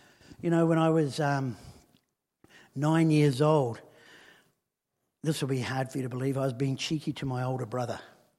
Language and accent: English; Helensville, Auckland, New Zealand; I grew up in Helensville, which, you know, it's a one-horse town, and then the horse died, and that was it.